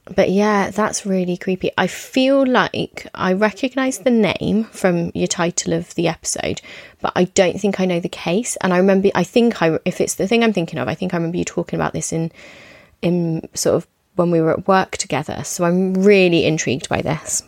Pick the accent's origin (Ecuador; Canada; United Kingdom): United Kingdom; I'm British